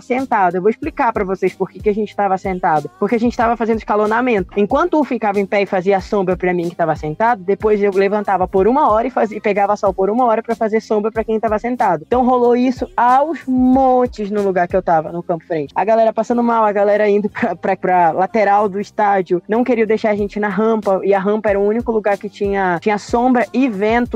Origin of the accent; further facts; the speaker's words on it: Pará, Brazil; eu sou, sou paraense, paraense no, é norte e nordeste